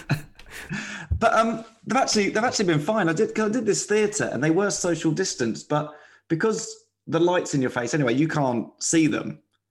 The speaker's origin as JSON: {"language": "English", "town": "Slough", "region": "South East England", "country": "United Kingdom", "moved": "yes", "said": "I'm originally from Slough."}